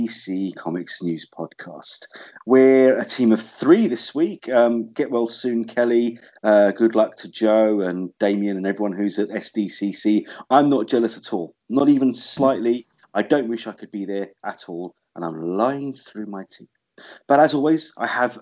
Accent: London, United Kingdom; London, my hometown.

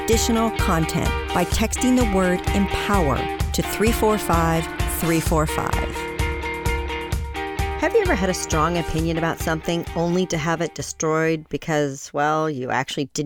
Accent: Midwest, United States; I'm from the Midwest

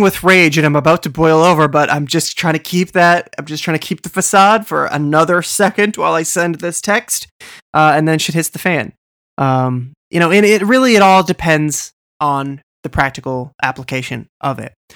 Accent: Boston, Massachusetts, United States; I'm from Boston

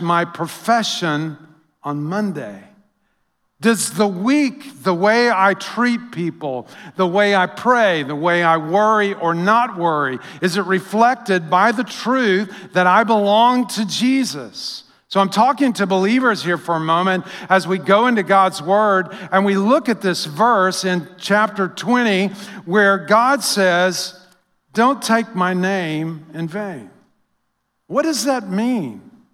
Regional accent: United States; we as Americans

